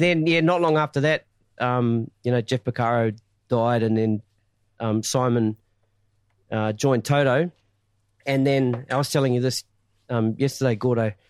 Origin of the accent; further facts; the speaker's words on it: Masterton, Wellington, New Zealand; my hometown, Masterton